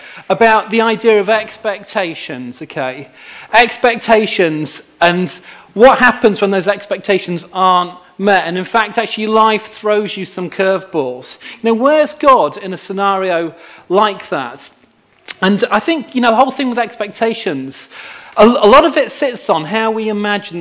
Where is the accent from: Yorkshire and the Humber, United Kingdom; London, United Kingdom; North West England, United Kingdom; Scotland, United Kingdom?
Yorkshire and the Humber, United Kingdom; Knaresborough; moved away; I grew up near here in Knaresborough